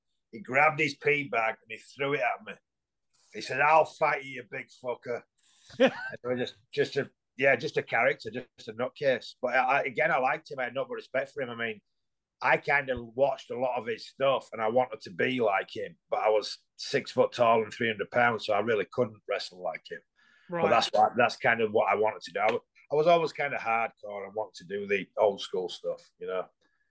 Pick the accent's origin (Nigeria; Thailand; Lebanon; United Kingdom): United Kingdom; England; because I come from England, you automatically get this image